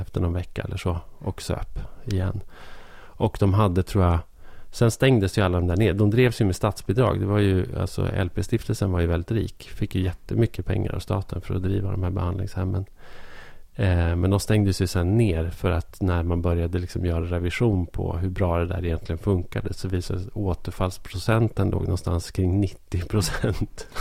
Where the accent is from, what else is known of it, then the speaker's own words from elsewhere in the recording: Hälsingland, Gävleborg County, Sweden; här i, i Hälsingland då, där jag är uppvuxen